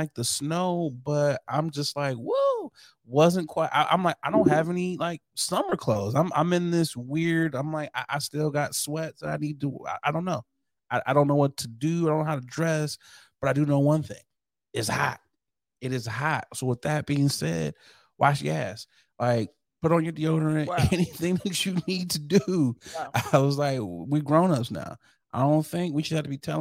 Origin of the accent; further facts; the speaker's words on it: Michigan, United States; moved away; also born or lived in Chicago / Detroit; I'm from Michigan. I've lived in Chicago